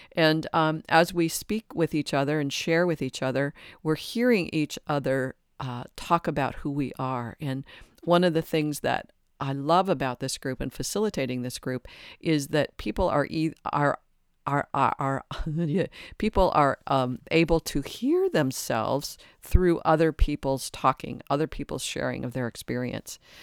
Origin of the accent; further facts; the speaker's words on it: Detroit, Michigan, United States; I was raised in Detroit in a large Catholic family